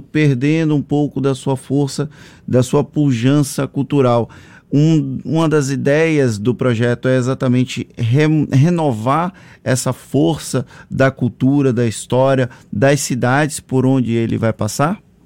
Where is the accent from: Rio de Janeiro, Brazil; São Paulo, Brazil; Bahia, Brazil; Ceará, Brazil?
Bahia, Brazil; Valença; eu sou de uma cidade histórica aqui da Bahia, sou de Valença